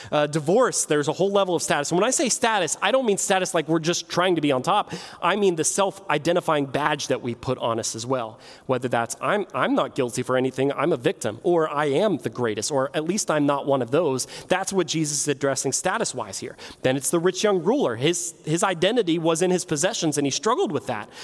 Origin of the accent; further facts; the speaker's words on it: Martins Ferry, Ohio, United States; I grew up in Martins Ferry